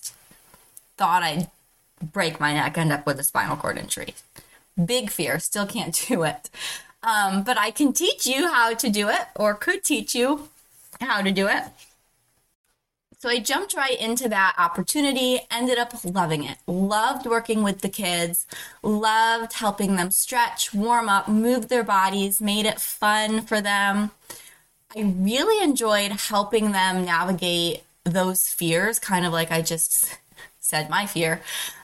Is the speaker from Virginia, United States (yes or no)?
no; Finger Lakes area, New York, United States; Growing up in the Finger Lakes area and having worked at a winery and a brewery, a couple breweries in this area